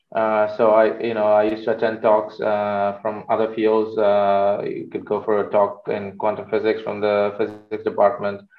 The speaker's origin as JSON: {"language": "English", "town": "Chennai", "region": "Tamil Nadu", "country": "India", "also_born_or_lived": "United Kingdom / Netherlands", "moved": "as an adult", "lives_now": "Amsterdam, Netherlands", "said": "I'm originally from India, from the south of India in Chennai. So that's where I studied. I did my uh, bachelor's there."}